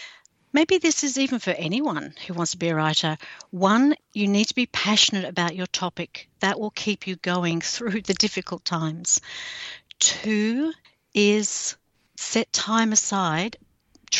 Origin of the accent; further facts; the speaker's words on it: Australia; I'm an author from Australia